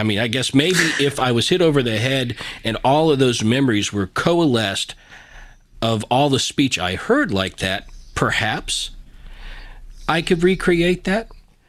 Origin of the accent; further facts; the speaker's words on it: Southwest Virginia, United States; I grew up in Southwest Virginia. I've got relatives that I know you would not understand what they said, right?